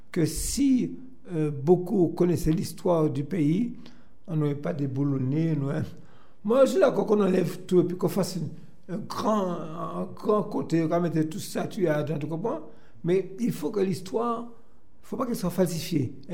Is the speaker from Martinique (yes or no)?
yes; Martinique; on s'installe et puis voilà, et puis euh, on est Martiniquais. Donc euh, je peux vous dire, c'est un pays, le pays, comme j'ai souvent dit